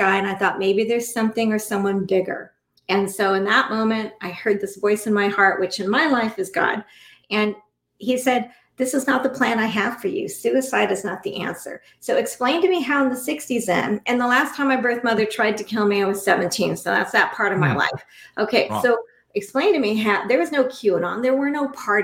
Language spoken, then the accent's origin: English; United States; we as American people, American citizens, right now in this country